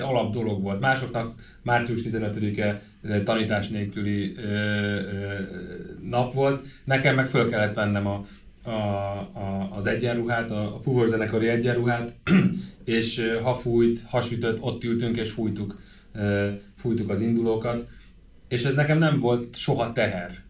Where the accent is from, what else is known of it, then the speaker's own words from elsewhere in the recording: Hungary; én itt nőttem föl